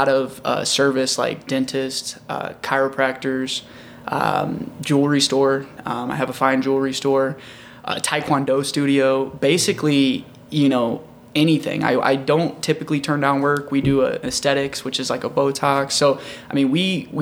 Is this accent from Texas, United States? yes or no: no; O'Fallon, Missouri, United States; also born or lived in Wentzville, Missouri; now in St. Louis, United States; I was actually born in O'Fallon, Missouri, so way over 70 West